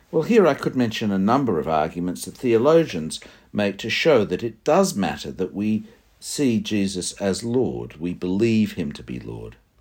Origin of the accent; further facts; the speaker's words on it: Sydney, New South Wales, Australia; I did a lot of my growing up in Sydney. I went to a high school at Irmington and university at North Ryde.